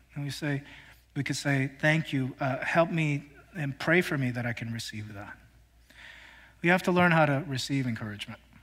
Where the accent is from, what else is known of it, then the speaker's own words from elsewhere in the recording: Philadelphia, Pennsylvania, United States; moved away; I have a group of friends that I grew up with back in Philly